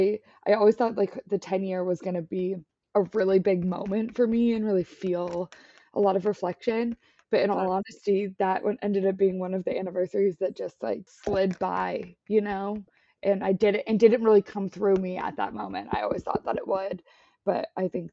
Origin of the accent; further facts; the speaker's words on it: Washington, United States; now in San Diego, United States; I'm from Washington, so honestly, rain feels like home